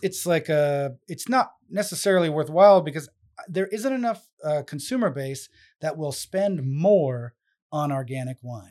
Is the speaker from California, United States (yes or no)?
yes; San Francisco, California, United States; moved away as an adult; now in Rhode Island, United States; where I grew up in San Francisco with the whole Bay Area